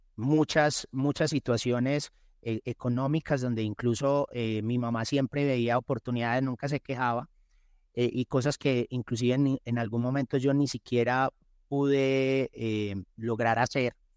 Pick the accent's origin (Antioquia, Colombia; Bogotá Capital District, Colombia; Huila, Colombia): Antioquia, Colombia; Medellín; also born or lived in Envigado; soy de Medellín, eh, tengo 47 años